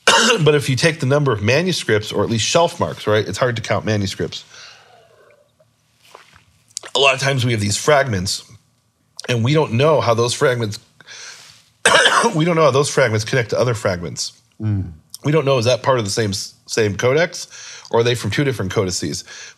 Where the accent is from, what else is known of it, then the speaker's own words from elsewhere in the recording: Chicago, Illinois, United States; born there; also born or lived in Israel; I was born in Chicago, lived most about half of my life in Israel, but in my heart, I'm from Missouri, the show me state.